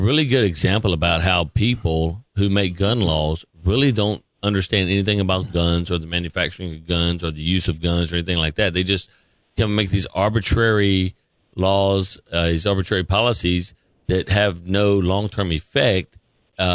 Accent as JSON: {"language": "English", "region": "North Carolina", "country": "United States", "said": "Out there in my home state of North Carolina."}